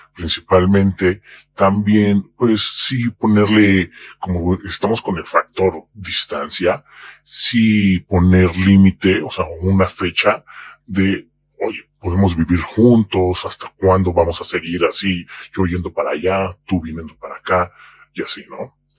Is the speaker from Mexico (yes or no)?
yes; Mexico; soy mexicano